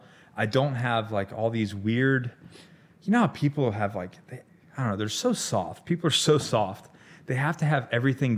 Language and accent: English; Panama City, Florida, United States; also born or lived in Hollywood, Florida; I was born in South Florida in Hollywood, Broward County. And then that's when the show started.